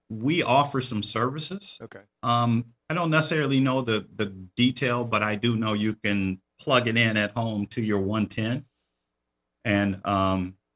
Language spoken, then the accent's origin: English; Detroit, Michigan, United States; The reason I say that I grew up in Detroit